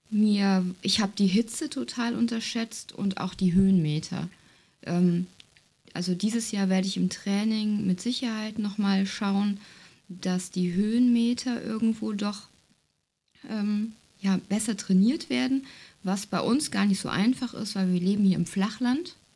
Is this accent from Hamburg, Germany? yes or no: no; North Rhine-Westphalia, Germany; Ja, wir kommen so aus der Jülicher Börde, das liegt ähm, ja zwischen Aachen und Düren, wem das so sagt. Hier ist viel ähm, flaches Ackerland, ähm, Tagebau.